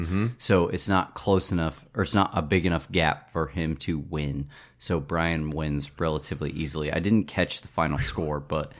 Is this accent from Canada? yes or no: no; Cicero, Indiana, United States; Cicero, Indiana.